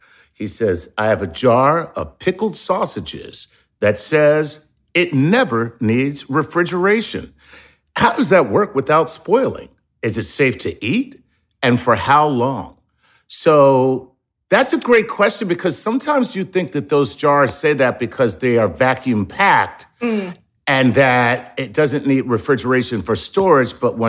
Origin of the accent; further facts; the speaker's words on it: Philadelphia, Pennsylvania, United States; I'm from Philadelphia.